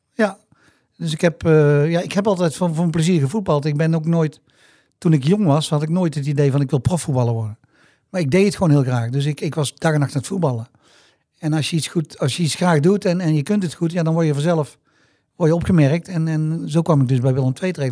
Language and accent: Dutch; Tilburg, North Brabant, Netherlands; ik kwam uit Tilburg, ik ben hier opgegroeid, ik ben hier geboren en getogen